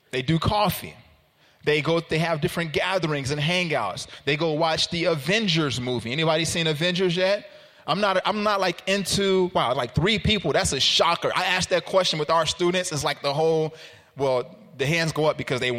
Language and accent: English; Chicago, Illinois, United States; also born or lived in Carbondale; I'm from Chicago, but I went downstate for school